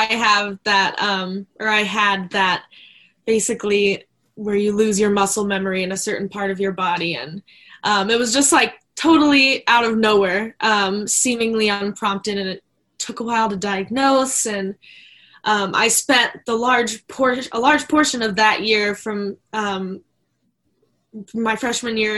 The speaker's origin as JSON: {"language": "English", "region": "Maryland", "country": "United States", "tie": "born or raised there", "said": "I was raised in Maryland"}